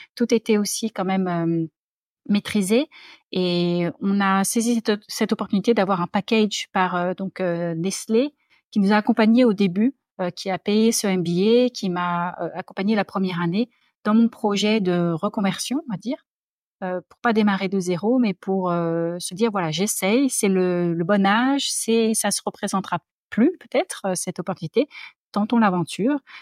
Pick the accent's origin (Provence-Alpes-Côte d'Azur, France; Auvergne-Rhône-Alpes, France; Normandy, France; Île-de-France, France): Île-de-France, France; Paris; accent: French; moved away as an adult; also born or lived in Sydney, Australia; now in Australia; je suis née à Paris. j'ai grandi, je suis allée à l'école, j'étais dans le lycée Saint-Louis